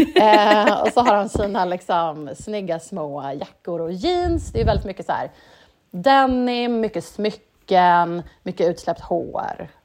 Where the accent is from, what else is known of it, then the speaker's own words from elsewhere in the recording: Sweden; som svensk